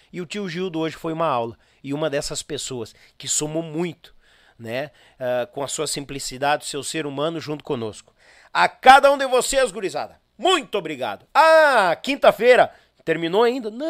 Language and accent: Portuguese; Gravataí, Rio Grande do Sul, Brazil; Ele que tinha um encontro com as filhas aqui em Porto Alegre, na Grande Porto Alegre, a gente é de Gravataí.